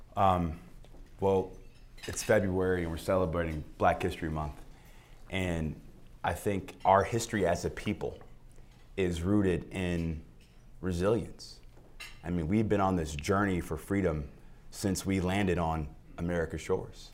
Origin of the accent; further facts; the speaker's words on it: Cleveland, Ohio, United States; a poor black kid growing up on Dove, one of the toughest blocks in the city